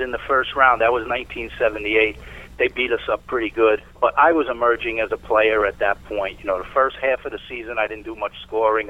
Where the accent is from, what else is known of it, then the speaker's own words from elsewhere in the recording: New York City, New York, United States; also born or lived in Fort Washington, Long Island, New York; for the first uh, 12 years of my life, I grew up in East Harlem, New York.